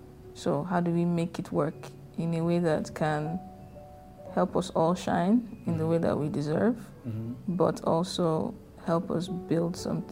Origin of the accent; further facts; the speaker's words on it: Nigeria; Number two, I am Nigerian in a UK company that is the crown of Britain. Yeah. I've grown up very Afropolitan. Mm-hmm. Like, I love my roots.